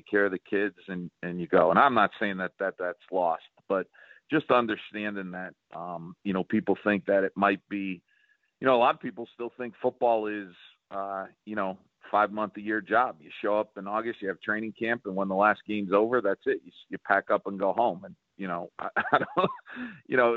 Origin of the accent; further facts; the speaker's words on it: Northeast, United States; now in South Carolina, United States; I'm from the Northeast